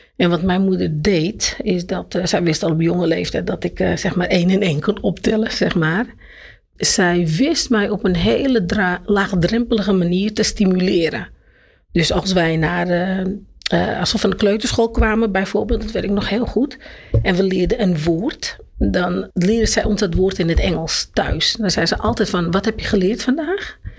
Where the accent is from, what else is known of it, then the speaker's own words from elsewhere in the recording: Amsterdam, North Holland, Netherlands; also born or lived in Jordaan, Amsterdam; Maar ik ben geboren in de Jordaan, in Amsterdam.